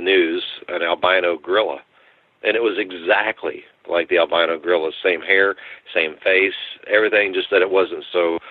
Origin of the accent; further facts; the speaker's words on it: New Braunfels, Texas, United States; I'm from Texas. I lived in a small town called New Braunfels in Comal County